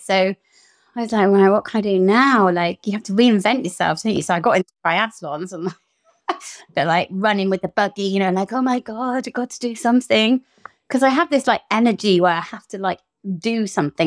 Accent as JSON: {"language": "English", "country": "Portugal", "tie": "born or raised there", "moved": "yes", "said": "growing up in Portugal"}